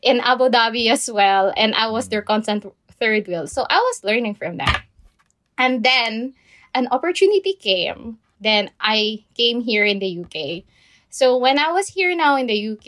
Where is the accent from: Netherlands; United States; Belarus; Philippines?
Philippines; moved away as an adult; also born or lived in Dubai; now in United Kingdom; I was born and raised in the Philippines